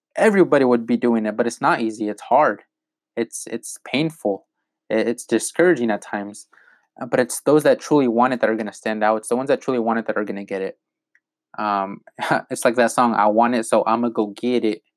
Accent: Malott, Washington, United States; I grew up in Malotte, Washington, and no one knows where that is

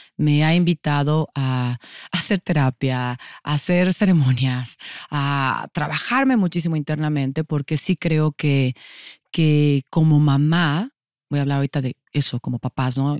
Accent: Mexico City, Mexico; Soy de la Ciudad de México. Siempre digo que soy rata de alcantarilla. Ciudad de México siempre, siempre he estado en esta ciudad

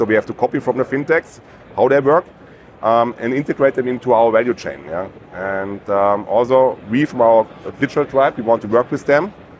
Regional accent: Germany; Because where I come from Germany. Same situation like in the US.

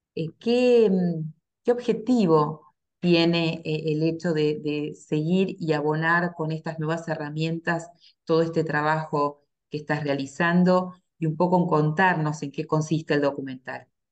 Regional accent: Argentina

